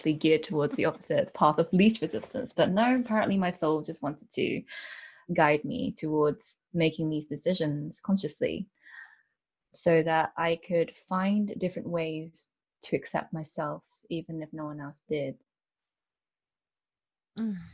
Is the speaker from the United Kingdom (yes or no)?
yes; United Kingdom; I am British born Chinese. So I've always lived in the UK